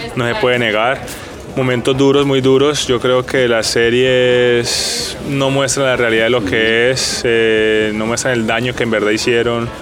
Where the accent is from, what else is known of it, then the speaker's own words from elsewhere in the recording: Colombia; nosotros como colombianos